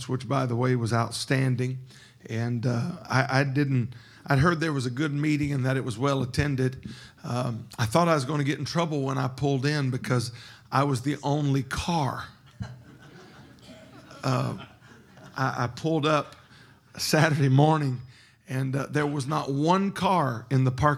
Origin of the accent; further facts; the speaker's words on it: Baton Rouge, Louisiana, United States; also born or lived in Lake Charles, Louisiana; I used to travel through here quite a bit growing up in Baton Rouge